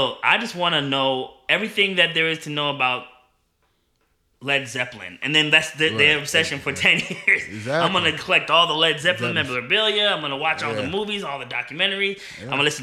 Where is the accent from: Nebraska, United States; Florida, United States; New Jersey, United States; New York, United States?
New Jersey, United States; Newark; moved away; I'm from New Jersey